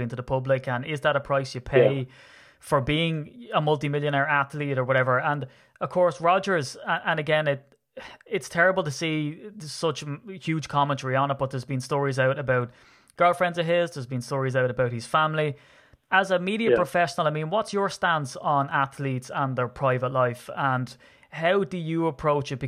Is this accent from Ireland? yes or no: yes; Ireland; I'm Irish